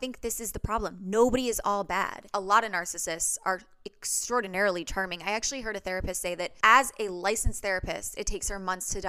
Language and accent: English; Midwest, United States; And I grew up in the Midwest.